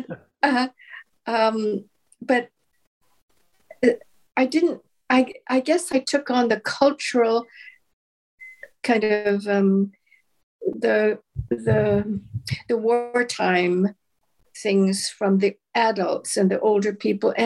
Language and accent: English; Kelowna, British Columbia, Canada; also born or lived in Steveston; when I was 12, we moved from Kelowna. My father began his fishing career, and so we moved to Steveston